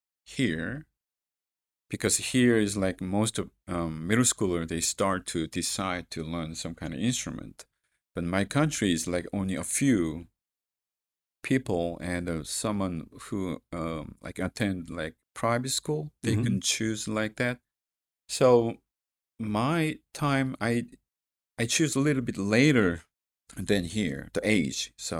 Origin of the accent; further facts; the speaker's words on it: South Korea; English is a second language; Actually, South Korea.